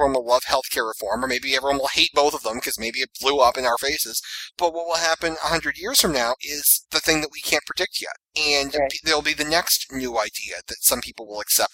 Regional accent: Massachusetts, United States; my home state of Massachusetts

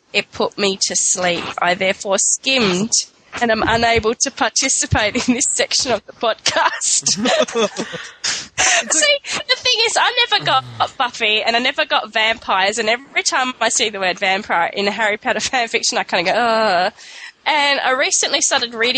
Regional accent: Australia; I'm from Australia

